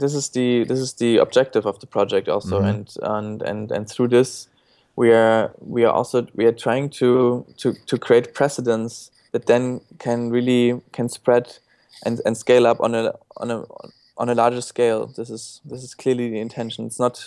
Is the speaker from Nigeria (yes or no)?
no; Germany; English is a second language; Well, I grew up in Germany.